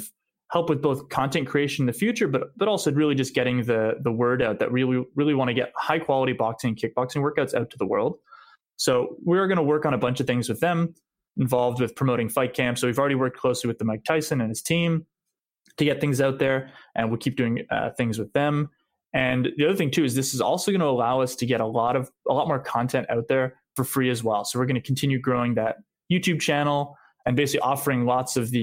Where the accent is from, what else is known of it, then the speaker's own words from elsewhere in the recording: Montreal, Quebec, Canada; we grew up in Montreal